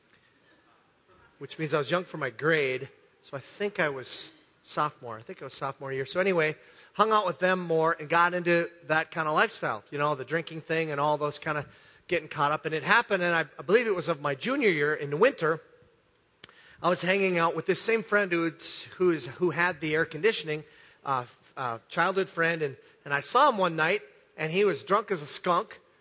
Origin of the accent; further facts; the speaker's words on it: Hibbing, Minnesota, United States; St. Louis County Fair in my hometown, Hibbing, Minnesota